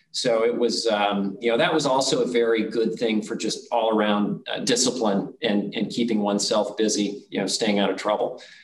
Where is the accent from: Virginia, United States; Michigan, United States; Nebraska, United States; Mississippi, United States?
Nebraska, United States; I was born and raised in a, a, small town in Nebraska